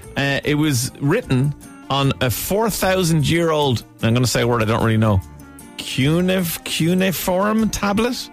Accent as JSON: {"language": "English", "country": "Ireland", "said": "as an Irishman"}